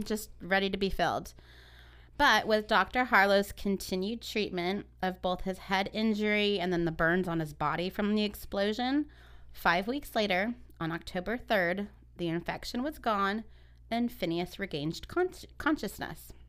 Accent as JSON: {"language": "English", "area": "Ventura County", "region": "California", "country": "United States", "said": "we're from Ventura County"}